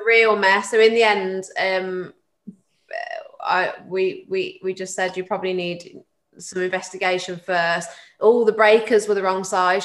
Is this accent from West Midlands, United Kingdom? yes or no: yes; Tamworth, West Midlands, United Kingdom; I grew up in Tamworth